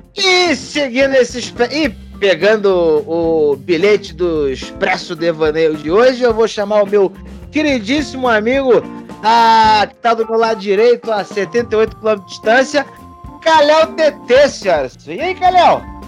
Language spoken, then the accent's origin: Portuguese; Rio de Janeiro, Brazil; also born or lived in Pará / Maranhão; eu fui criado no Rio